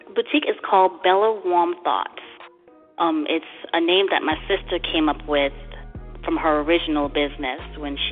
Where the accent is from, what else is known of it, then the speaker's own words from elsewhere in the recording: U.S. Virgin Islands; now in Georgia, United States; I'm originally from St. Thomas, Virgin Islands, born and raised.